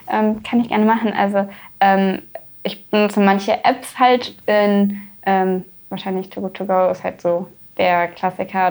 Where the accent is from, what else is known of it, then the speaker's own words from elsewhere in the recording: Dormagen, North Rhine-Westphalia, Germany; also born or lived in Neuss; ich bin in Dormagen aufgewachsen und auch zur Schule gegangen.